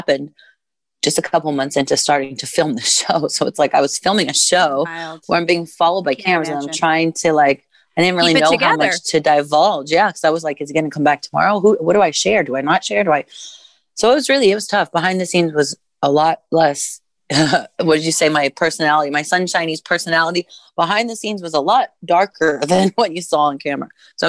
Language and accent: English; Midwest, United States; I was raised in the Midwest by a white mom and a white stepdad with white grandparents and white cousins and white siblings and white schoolmates.